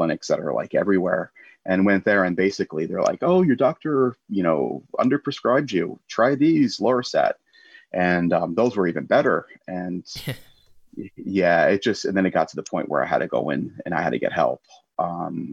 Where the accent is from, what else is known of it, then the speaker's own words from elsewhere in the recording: United States; moved away as an adult; also born or lived in Florida / Italy; now in England, United Kingdom; I'm American. Yeah. It's in my blood